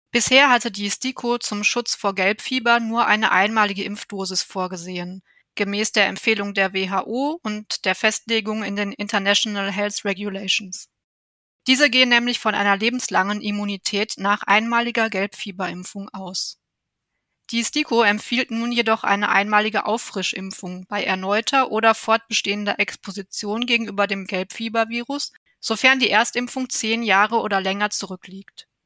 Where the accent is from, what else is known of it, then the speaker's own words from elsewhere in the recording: Germany; bei uns in Deutschland